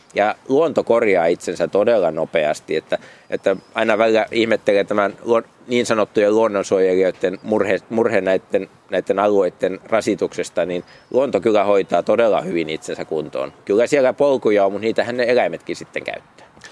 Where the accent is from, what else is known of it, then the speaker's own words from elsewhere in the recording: Paimio, Southwest Finland, Finland; olen syntyperäinen paikkakuntalainen